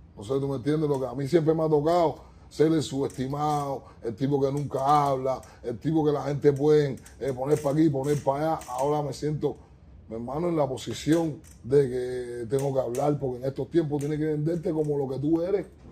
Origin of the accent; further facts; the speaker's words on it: Cuba; now in United States; soy un chardo cubano de género urbano